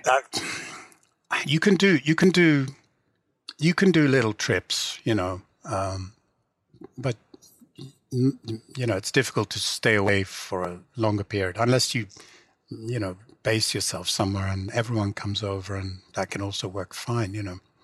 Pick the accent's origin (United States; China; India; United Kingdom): United Kingdom; England; first language English; I grew up in England and because I always wrote in English, it's kind of more my native language than Swedish